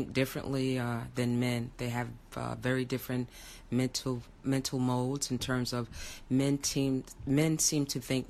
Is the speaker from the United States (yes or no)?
yes; New York City, New York, United States; I'm originally from Brooklyn, New York, residing Park Slope in Brooklyn.